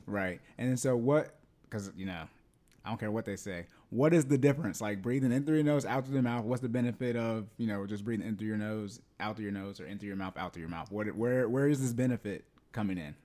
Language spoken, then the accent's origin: English; Yuma, Arizona, United States; I was born in Arizona, in Yuma